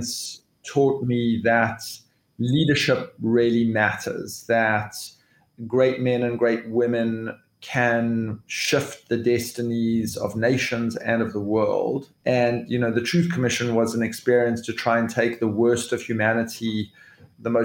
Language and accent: English; South Africa; I am a South African.